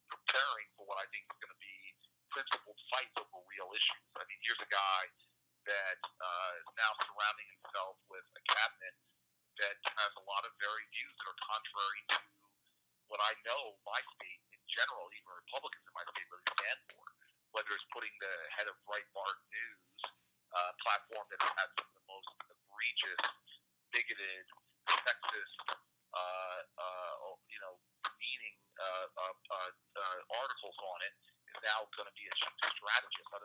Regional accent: New Jersey, United States; So I'm a Democrat from Jersey, but I passed legislation with Ted Cruz

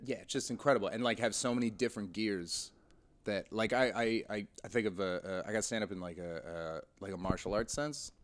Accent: White Rock, British Columbia, Canada; also born or lived in Montreal; now in London, United Kingdom; just outside Vancouver, a little, um, suburb called White Rock

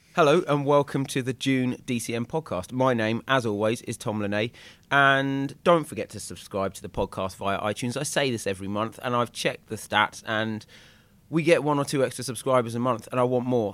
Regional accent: East Anglia, East of England, United Kingdom; I'm from East Anglia

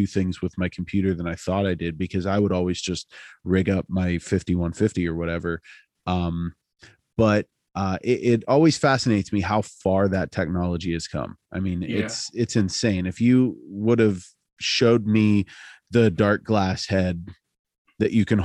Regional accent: Altoona, Pennsylvania, United States; I'm from Altoona, as we've talked about, it's a beat down hardcore town

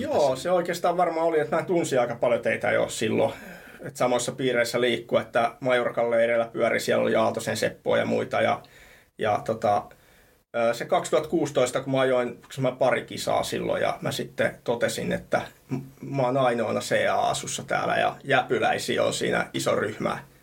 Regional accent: Helsinki, Uusimaa, Finland; also born or lived in Thailand; mä oon Rööperistä Punavuoresta kotosin

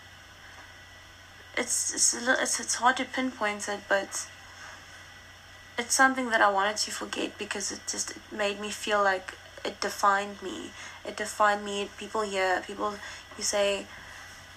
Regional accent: Richards Bay, KwaZulu-Natal, South Africa; first language Afrikaans; English is a second language; now in Johannesburg, South Africa; I grew up in Shishiri or Sedwana, or that I was born in Richards Bay

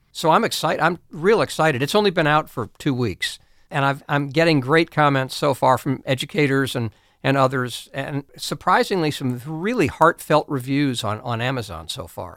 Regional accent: Ohio, United States; also born or lived in New England / South Carolina; now in Pennsylvania, United States; I grew up in Ohio

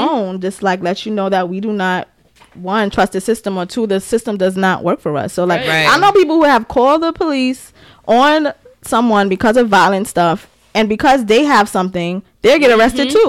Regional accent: New York City, New York, United States; accent: Bronx; Growing up in the Bronx

